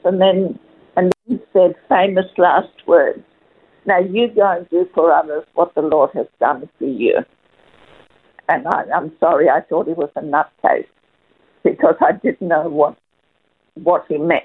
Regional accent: Perth, Western Australia, Australia; moved away as an adult; now in Melbourne, Australia; after we moved to Melbourne from Perth, I'm I, because I am originally a Perth girl.

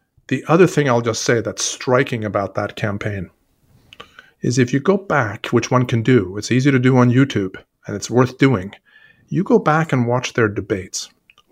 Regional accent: Sweden; now in United States; I'm originally from Sweden.

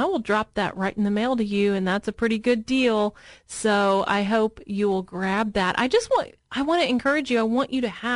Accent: Murfreesboro, Tennessee, United States; I grew up in Murfreesboro, Tennessee, but it's that area of Middle Tennessee

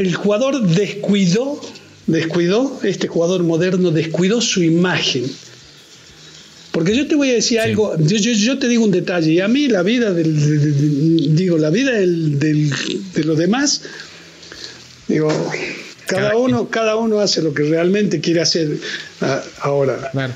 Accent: Argentina; now in Mexico; porque yo soy, sigo siendo argentino.

